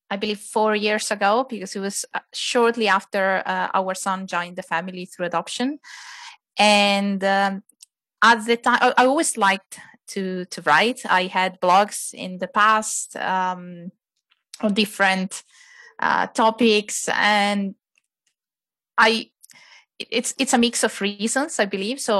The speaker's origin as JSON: {"language": "English", "country": "Italy", "tie": "born or raised there", "moved": "as an adult", "lives_now": "Finland", "said": "I was born and raised in Italy, uh, and um, with my family, with my husband, we moved to Finland about ten years ago. Um, I came to Finland first for study reasons"}